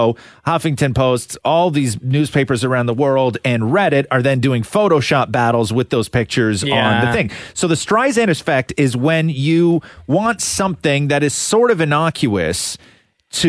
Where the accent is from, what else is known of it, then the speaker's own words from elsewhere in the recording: Acton, Ontario, Canada; growing up in Acton